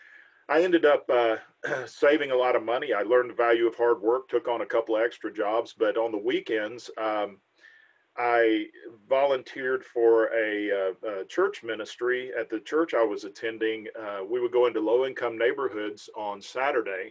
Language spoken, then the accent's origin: English; Riverdale, Georgia, United States; I was born and raised in Riverdale, which is just south of Atlanta